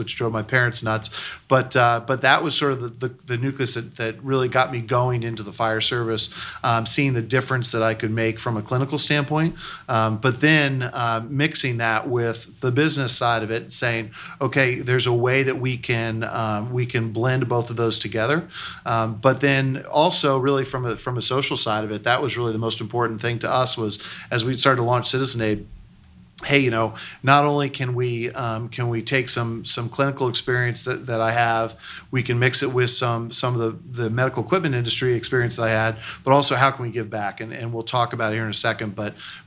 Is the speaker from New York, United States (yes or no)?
yes; New York City, New York, United States; moved away; also born or lived in Midwest; I'm actually a transplant to the Midwest. I grew up in New York City. I grew up in Manhattan